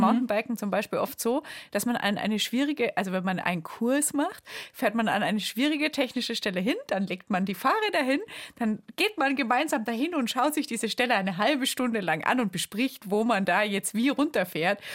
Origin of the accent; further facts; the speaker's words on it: Bamberg, Bavaria, Germany; aus Bamberg kommt, aus meiner Heimat.